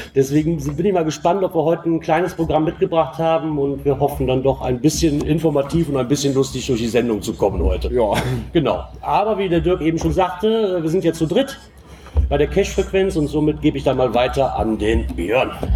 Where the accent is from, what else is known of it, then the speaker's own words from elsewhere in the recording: Aachen area, North Rhine-Westphalia, Germany; ich komme aus dem Aachener Raum